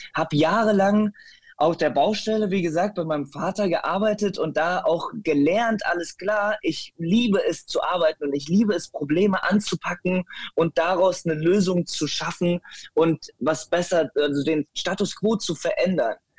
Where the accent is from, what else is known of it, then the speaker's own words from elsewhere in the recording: Metzenhausen, Germany; ich bin auf dem Land äh, aufgewachsen, ne? in einem äh, Kuhdorf mit 150 Einwohnern. Das nennt sich Metzenhausen.